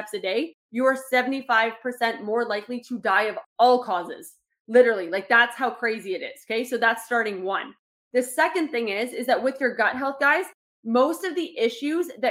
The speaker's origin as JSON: {"language": "English", "town": "Toronto", "region": "Ontario", "country": "Canada", "tie": "born or raised there", "said": "I grew up in Toronto"}